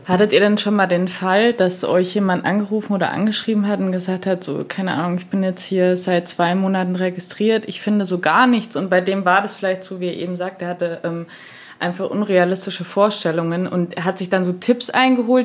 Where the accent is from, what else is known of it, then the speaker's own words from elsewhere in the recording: Chemnitz area, Saxony, Germany; Chemnitz, ich komme aus der Gegend